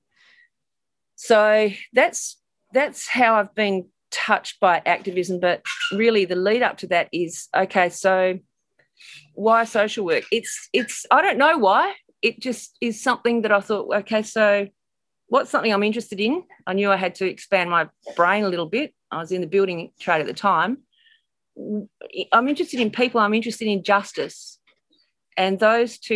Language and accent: English; Perth, Western Australia, Australia; I hail from Perth, Western Australia